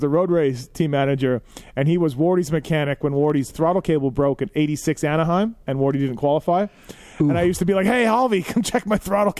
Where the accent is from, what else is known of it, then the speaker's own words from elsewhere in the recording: Canada; as a kid growing up in Canada